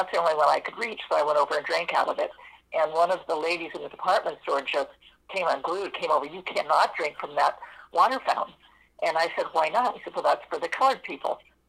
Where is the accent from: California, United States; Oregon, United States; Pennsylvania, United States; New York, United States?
California, United States; I grew up in California, so I grew up in a mixed race society